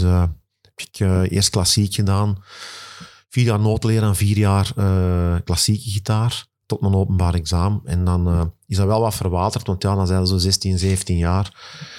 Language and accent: Dutch; Kalmthout, Flanders, Belgium; Ik ben afkomstig van Nieuwmoer, Kalmthout